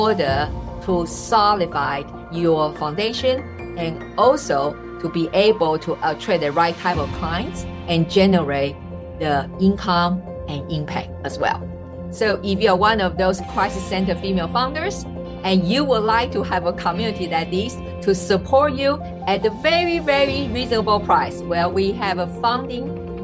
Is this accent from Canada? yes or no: no; Taiwan; moved away; also born or lived in Switzerland; I'm originally from Taiwan. And I was born and raised